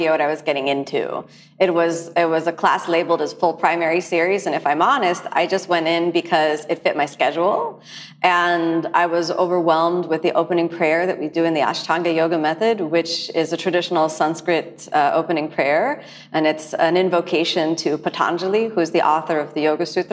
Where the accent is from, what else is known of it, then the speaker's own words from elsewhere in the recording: United States; I'm from the United States